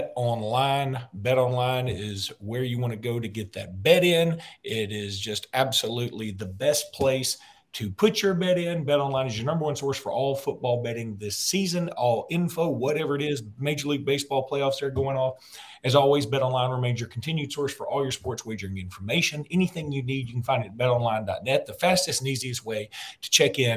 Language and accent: English; Alexander City, Alabama, United States; I grew up on Lake Martin here in Alexander City.